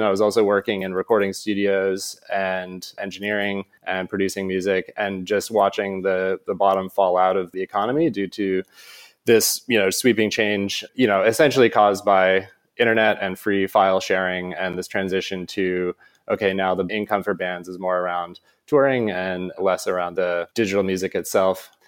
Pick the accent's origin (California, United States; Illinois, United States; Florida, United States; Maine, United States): Maine, United States; moved away as an adult; also born or lived in San Francisco; I grew up in Maine